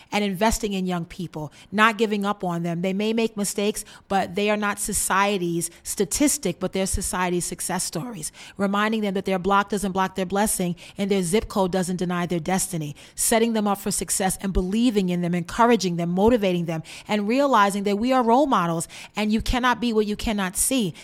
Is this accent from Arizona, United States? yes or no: no; New York City, New York, United States; I was born and raised in Bed-Stuy, Brooklyn